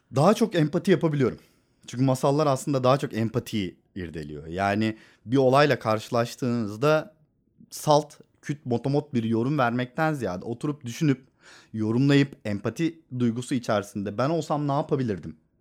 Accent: Istanbul, Turkey; Benim bütün çocukluğum sokaklarda geçti.

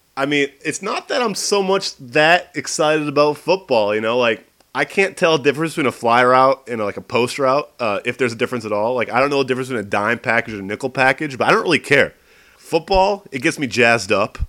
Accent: Maine, United States; moved away; growing up in Maine, like I was Mr. Basketball

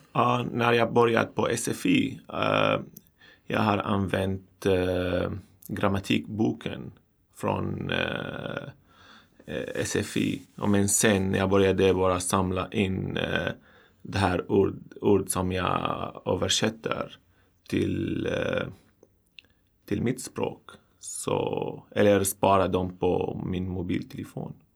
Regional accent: Syria; Swedish is a second language; moved away as an adult; now in Sweden; kommer från Syrien

